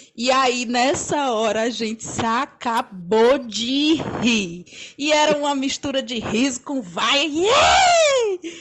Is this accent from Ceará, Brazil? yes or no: yes; Limoeiro do Norte, Ceará, Brazil; now in Fortaleza, Brazil; Eu sou de Limoeiro, mas moro em Fortaleza há muitos anos.